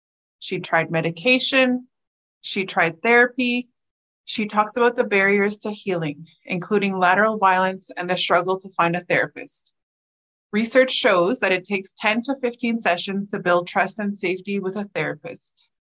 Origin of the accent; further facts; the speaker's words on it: La Loche, Saskatchewan, Canada; I'm from Lalage, Saskatchewan.